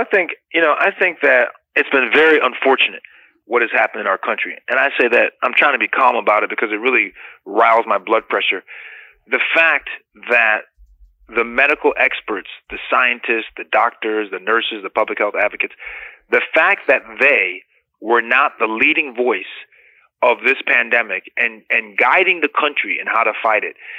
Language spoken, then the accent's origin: English; United States; as an American